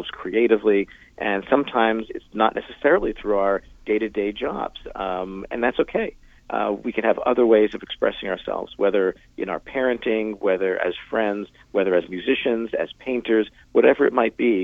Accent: New York, United States; now in Los Angeles, United States; I'm from New York, and I still go back and forth a bunch, but I'm mainly in Los Angeles.

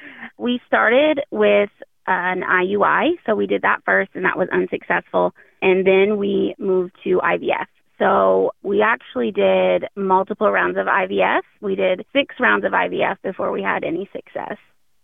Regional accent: Southern Illinois, United States; we're actually from Southern Illinois.

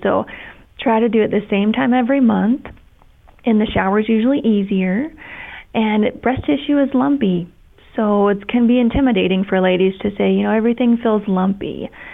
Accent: Kentucky, United States; moved away as an adult; also born or lived in Ohio / Tampa, Florida; I'm from Kentucky originally.

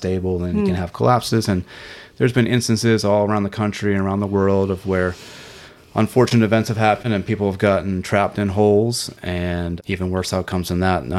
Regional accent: Nova Scotia, Canada; moved away as an adult; now in Outer Banks, United States; I was born in Canada, so I have dual citizenship

